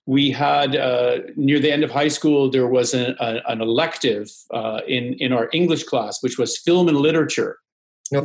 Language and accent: English; Vancouver, British Columbia, Canada; moved away as an adult; also born or lived in Toronto; I grew up in Vancouver on the West Coast.